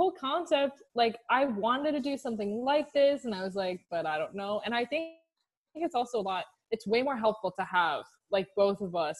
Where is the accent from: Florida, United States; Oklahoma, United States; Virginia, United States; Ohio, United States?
Florida, United States; Orlando; moved away as an adult; now in Washington, DC, United States; I'm from Orlando, Florida